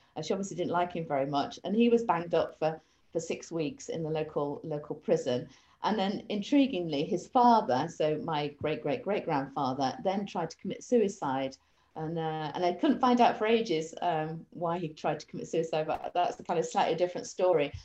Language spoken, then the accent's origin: English; Manchester, North West England, United Kingdom; I'm actually from Manchester